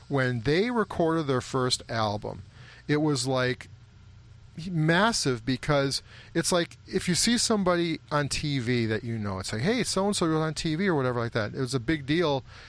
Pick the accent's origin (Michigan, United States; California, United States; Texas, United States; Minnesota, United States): Minnesota, United States; St. Louis Park; that has a different meaning to both of us because of our knowledge of the group, members of the group, growing up in St. Louis Park.